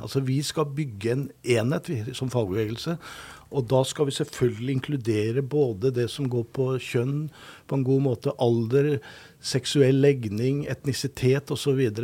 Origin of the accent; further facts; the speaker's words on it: Oslo, Norway; now in Trondheim, Norway; når jeg vokste opp i Oslo. Gikk på Grefsen folkeskole.